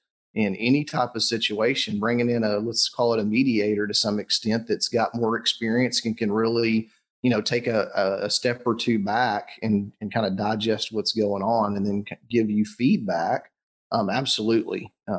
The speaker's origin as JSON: {"language": "English", "region": "the South", "country": "United States", "said": "I'm from the South. My family, my mom specifically, is the quintessential, you know, Southern woman."}